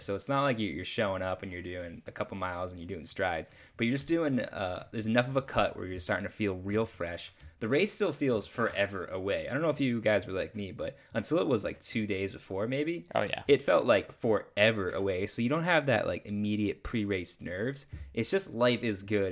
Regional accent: New Hampshire, United States; I am from New Hampshire, rural New Hampshire

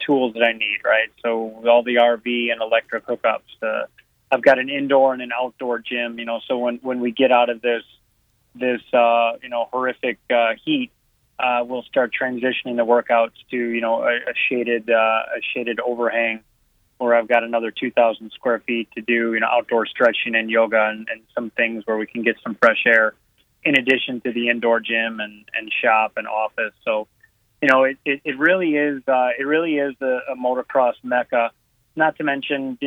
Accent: Northern Illinois, United States; moved away; I'm from Northern Illinois, and I would travel south in the winters

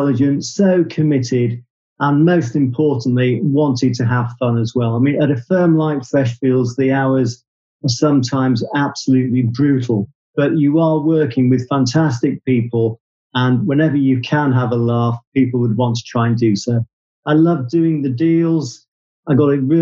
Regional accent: Leeds, Yorkshire and the Humber, United Kingdom; moved away as an adult; also born or lived in Leicester / Guildford / London; I'm from Yorkshire, originally from Leeds

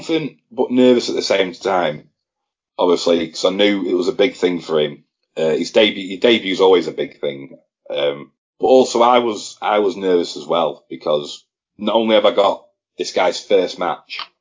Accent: Blackpool, North West England, United Kingdom; it was in my hometown

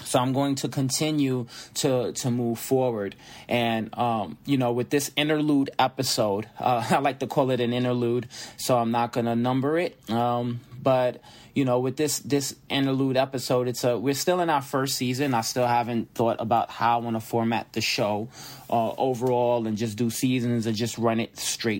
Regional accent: New York City, New York, United States; moved away; where I was born and raised, I was born in Brooklyn, Kings County Hospital

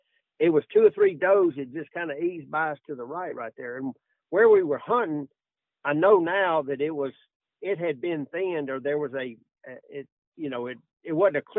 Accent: Tuscaloosa, Alabama, United States; I was from Tuscaloosa, Alabama

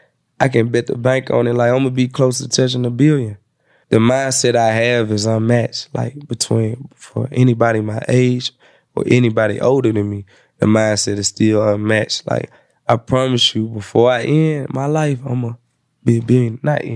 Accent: Jamaica; I'm Jamaican.

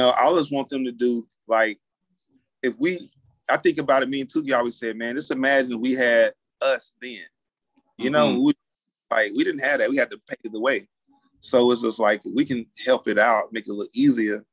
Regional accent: Asheville, North Carolina, United States; born or raised there; now in Atlanta, United States

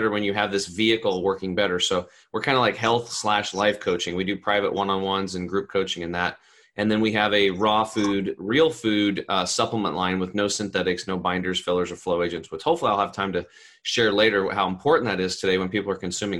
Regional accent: Eastern Oregon, United States; I grew up over in Eastern Oregon

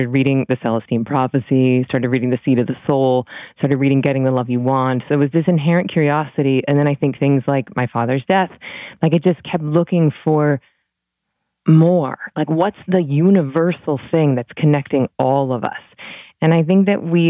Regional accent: Tallahassee, Florida, United States; I was raised Southern Baptist in Tallahassee, Florida

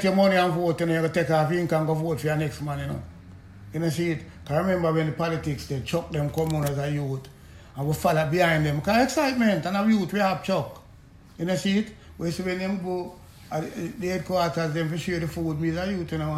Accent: Kingston, Jamaica; I come from Camargo, go to St. Aloysius

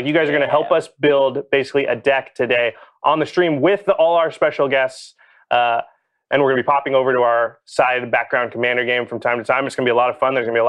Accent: Portland, United States; I'm from Portland. I just have a lot of family there.

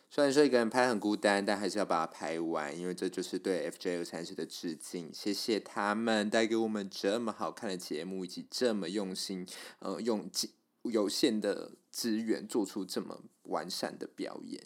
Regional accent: Kaohsiung, Taiwan; 也是来自高雄，我也是高雄人

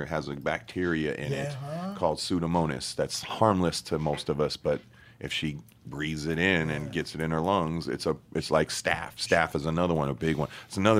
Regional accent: California, United States; You know, I was growing up in Cali, even though born out here and whatnot.

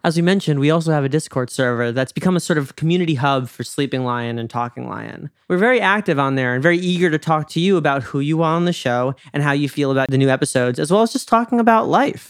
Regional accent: suburban New York, United States; now in Los Angeles, United States; I grew up in suburban New York

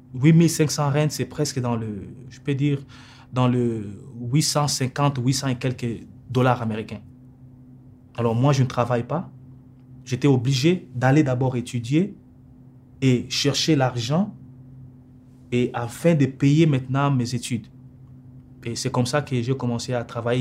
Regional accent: Kinshasa, DR Congo; moved away as an adult; also born or lived in Cape Town, South Africa; now in Calgary, Canada; j'ai quitté à 2004, j'ai quitté Kinshasa. Et je suis parti en Afrique du Sud, dans la ville de Cape Town. Et c'est là où j'ai passé tout mon temps jusqu'à 2014 que j'ai quitté pour venir ici au Canada

